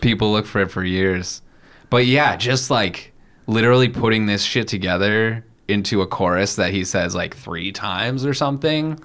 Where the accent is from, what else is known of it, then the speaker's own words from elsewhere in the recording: United States; being American